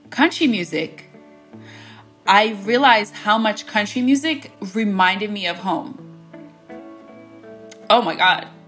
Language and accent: English; United States; growing up in America you would never hear me listen to country music.